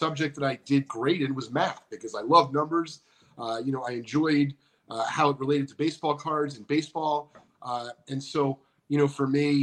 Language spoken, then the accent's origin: English; Northeast, United States; I'm from the Northeast